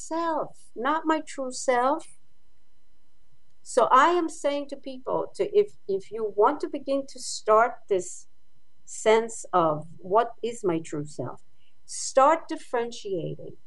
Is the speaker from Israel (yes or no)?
yes; Israel; moved away; I grew up in Israel.